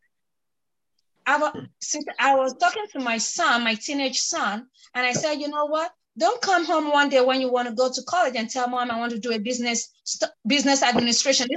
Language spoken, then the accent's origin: English; Nigeria; I am from a Nigerian typical home. I understand my parents did not tell me what and what and what and why.